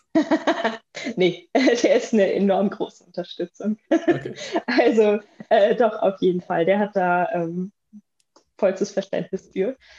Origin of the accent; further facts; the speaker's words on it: Bielefeld, North Rhine-Westphalia, Germany; moved away as an adult; also born or lived in Münster / Cologne / Bremen; ich komme gebürtig, komme ich aus Bielefeld